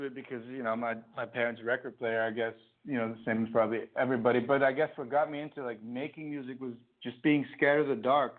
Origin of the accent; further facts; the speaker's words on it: Amsterdam, North Holland, Netherlands; And then, and I guess he didn't realize I was from Amsterdam.